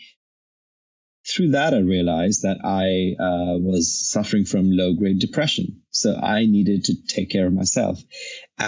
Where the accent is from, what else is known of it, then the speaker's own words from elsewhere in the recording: India; now in San Francisco, United States; I'm a brown person and I'm ethnically Indian. And when I lived in India, I was a really chubby big kid